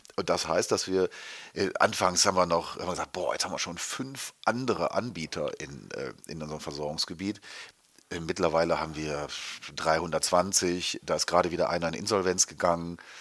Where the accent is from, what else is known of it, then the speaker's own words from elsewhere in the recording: Germany; wir als Deutsche